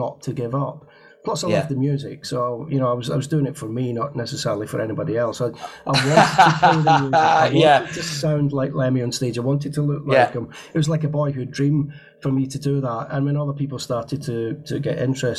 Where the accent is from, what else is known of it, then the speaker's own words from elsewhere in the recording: United Kingdom; being British